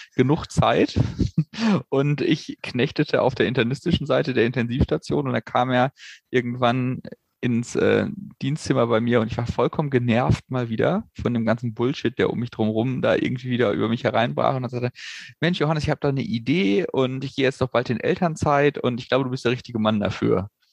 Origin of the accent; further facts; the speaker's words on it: Hanover, Lower Saxony, Germany; wir beide gebürtig aus Hannover kommen